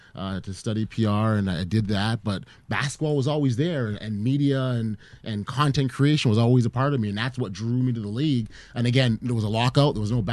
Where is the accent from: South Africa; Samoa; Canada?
Canada; We've got a professional basketball league here in my home country.